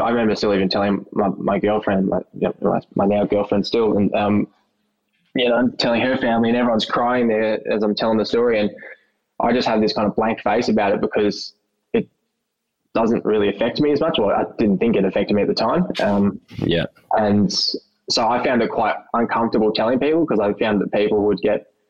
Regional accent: Melbourne, Victoria, Australia; I was born here in Melbourne at the Mercy Hospital, the old Women's Mercy Hospital

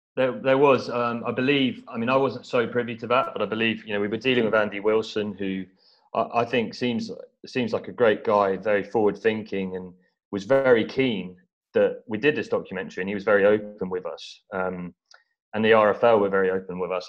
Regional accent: East Anglia, near Norwich, East of England, United Kingdom; I grew up in East Anglia, so near Norwich

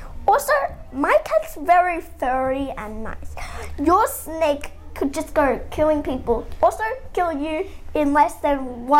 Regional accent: Australia; I'm 8 from the same country, Australia

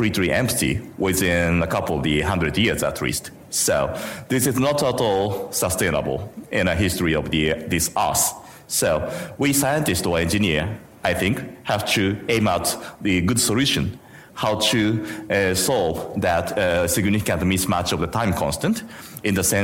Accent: Japan; I'm coming from Japan

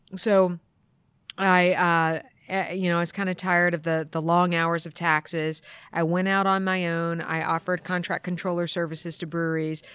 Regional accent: East Coast of the U.S., United States; moved away as an adult; now in Portland, United States; I grew up on the East Coast of the U.S. and um, moved to Portland 15 years ago

